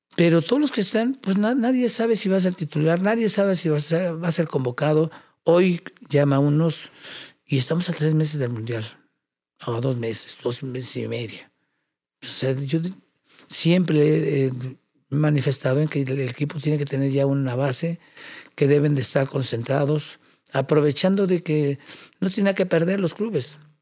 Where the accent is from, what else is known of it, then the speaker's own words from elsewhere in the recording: Mexico; orgulloso como mexicano